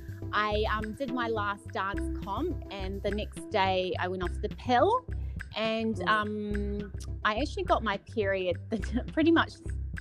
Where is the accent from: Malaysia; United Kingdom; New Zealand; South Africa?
New Zealand; now in Gold Coast, Australia; So I'm Kiwi. So I'm born and bred in New Zealand